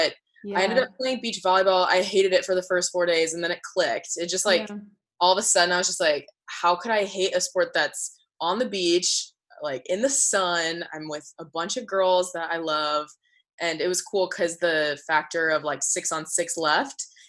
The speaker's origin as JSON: {"language": "English", "town": "Naperville", "region": "Illinois", "country": "United States", "tie": "born or raised there", "also_born_or_lived": "Arizona", "moved": "as an adult", "said": "I'm from Illinois, Naperville. And I went to Neuqua Valley, just like a really populated high school"}